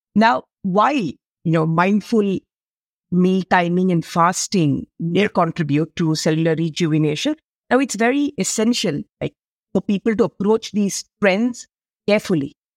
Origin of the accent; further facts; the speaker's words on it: India; I come from India. We have a land of spices